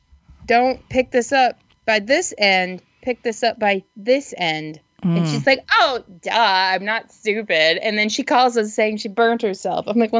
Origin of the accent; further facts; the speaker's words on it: Muskegon, Michigan, United States; moved away; They just moved back to Muskegon, which is where I'm from, and didn't leave.